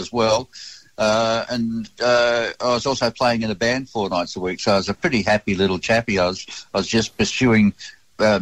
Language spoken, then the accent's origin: English; Kalgoorlie, Western Australia, Australia; I was writing bawdy verse for my mates about my mates in my hometown of Kalgoorlie